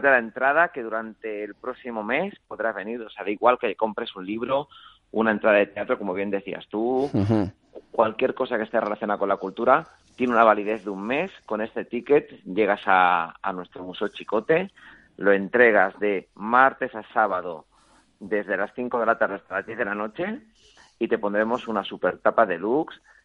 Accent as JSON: {"language": "Spanish", "country": "Spain", "said": "como español"}